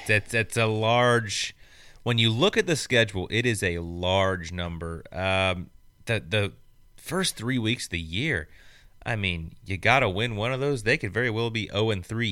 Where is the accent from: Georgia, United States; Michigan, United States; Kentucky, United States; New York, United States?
Kentucky, United States; Bowling Green; Bowling Green, Kentucky. Shout out. That's my hometown